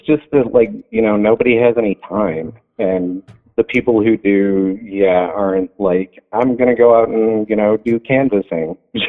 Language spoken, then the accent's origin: English; Flint, Michigan, United States; now in Texas, United States; Michigan, I was born in Flint